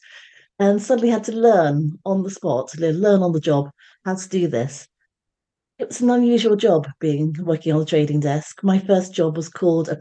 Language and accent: English; London, United Kingdom; now in Surrey, United Kingdom; I am a Londoner. So even though I live in Surrey, I'm a Londoner. So it makes that connection between where I am now and where I came from.